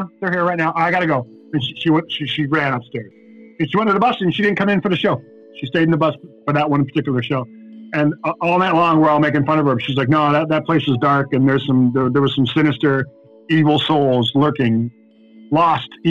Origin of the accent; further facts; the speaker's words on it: Buffalo, New York, United States; We're in Buffalo, New York, my hometown.